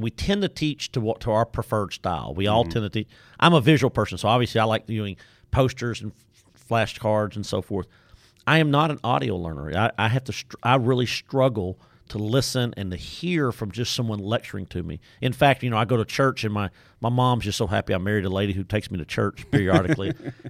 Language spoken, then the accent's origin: English; Nacogdoches, Texas, United States; accent: Deep East Texas; I am not from Waco, Texas by my accent. You can tell I'm from Deep East Texas, Nacogdoches, Texas.